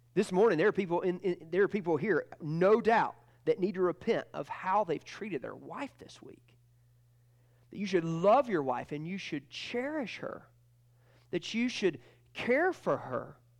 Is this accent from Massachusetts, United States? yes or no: no; Georgia, United States; And I'm from Georgia, not Alabama